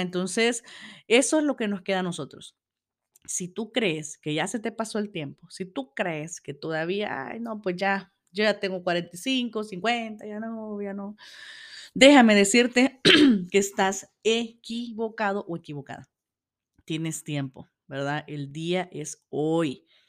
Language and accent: Spanish; El Salvador; desde mi país, yo soy del Salvador